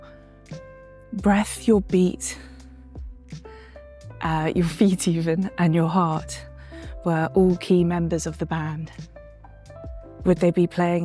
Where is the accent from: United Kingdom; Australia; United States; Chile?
United Kingdom; London; moved away; I grew up in London